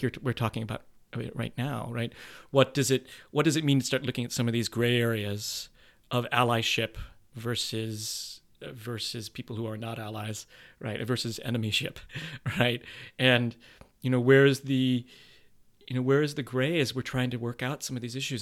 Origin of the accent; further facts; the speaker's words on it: United States; being raised Asian in this country and being, and sort of culturally where I'm at as a Filipino man